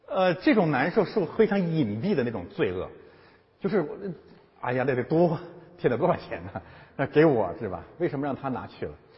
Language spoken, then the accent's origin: Chinese; China; 中国基督徒可能有，呃，包括我在内